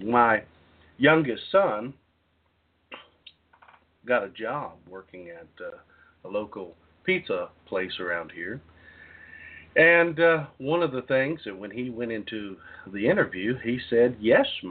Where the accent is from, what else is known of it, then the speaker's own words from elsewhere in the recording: Southeast Texas, United States; When I was growing up in Southeast Texas, I was raised by parents